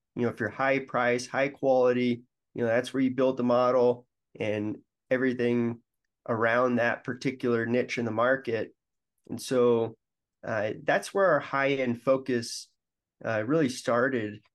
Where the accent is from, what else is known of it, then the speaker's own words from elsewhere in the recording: Denver, Colorado, United States; moved away as an adult; also born or lived in Michigan; I'm from Denver, and I went to, uh, Michigan State